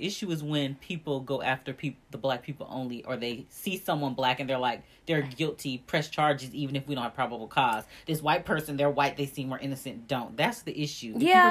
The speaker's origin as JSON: {"language": "English", "region": "California", "country": "United States", "also_born_or_lived": "Arkansas", "said": "I am from California, but I was also in the South."}